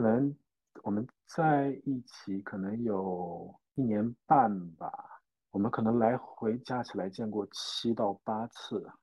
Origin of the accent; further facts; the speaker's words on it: Jiangsu, China; moved away as an adult; also born or lived in Guangzhou; now in New Zealand; 我是江苏人，在广州上学